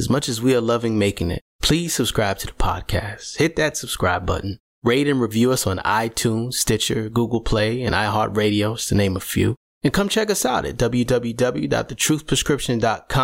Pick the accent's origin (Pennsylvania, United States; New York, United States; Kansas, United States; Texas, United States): New York, United States; New York City; my hometown of Brooklyn